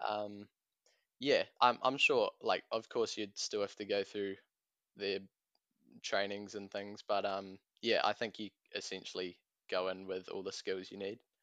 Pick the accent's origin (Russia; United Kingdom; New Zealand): New Zealand; Tauranga, Bay of Plenty; I'm a student from Tauranga